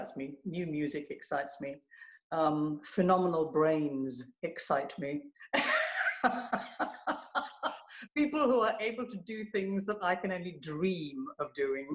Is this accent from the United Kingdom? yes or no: yes; London, United Kingdom